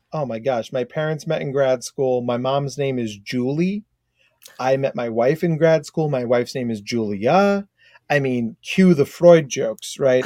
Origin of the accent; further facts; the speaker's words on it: United States; accent: very American; also born or lived in Australia; my very American accent